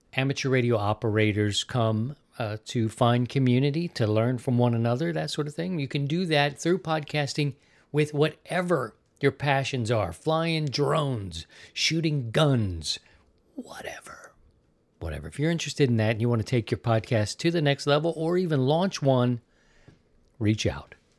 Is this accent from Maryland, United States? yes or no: yes; Baltimore, Maryland, United States; also born or lived in Missouri; now in Florida, United States; I'm from Maryland, Baltimore specifically